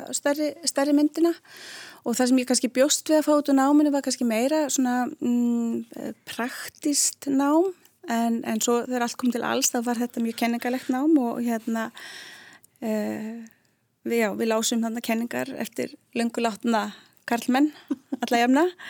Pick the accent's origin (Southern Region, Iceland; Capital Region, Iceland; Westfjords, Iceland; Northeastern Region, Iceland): Capital Region, Iceland; Reykjavík; moved away as an adult; also born or lived in Spain; ég er úr Reykjavík ég hérna ólst upp í lögunisnu uh, og bjóð þar uh, öll mín æsku ár